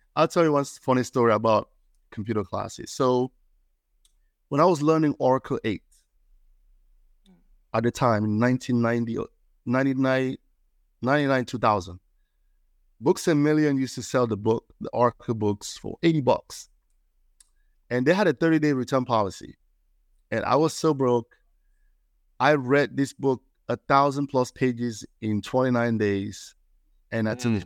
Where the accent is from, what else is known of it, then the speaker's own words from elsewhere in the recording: Cameroon; moved away as an adult; now in Maryland, United States; I'm from Cameroon, West Africa